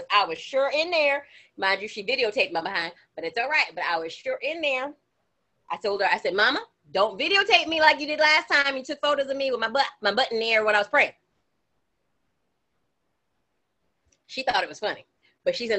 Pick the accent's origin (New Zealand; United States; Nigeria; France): United States; Florida; moved away; growing up in Florida